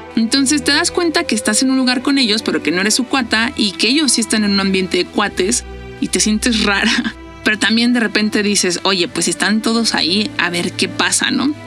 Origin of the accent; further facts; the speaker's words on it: Mexico; soy de México